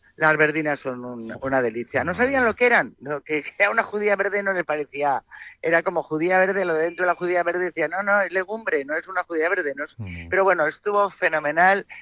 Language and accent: Spanish; Madrid, Community of Madrid, Spain; Yo soy más paleta, soy más de Madrid, de menos gente, que, que somos 6 millones.